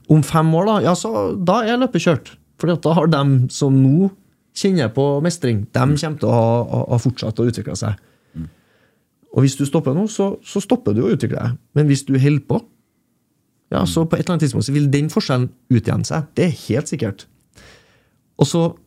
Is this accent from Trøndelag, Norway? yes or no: yes; Trøndelag, Norway; jeg er trønder